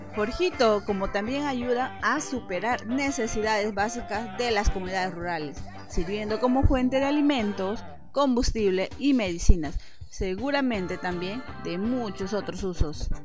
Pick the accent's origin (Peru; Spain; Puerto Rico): Peru; nuestro querido Perú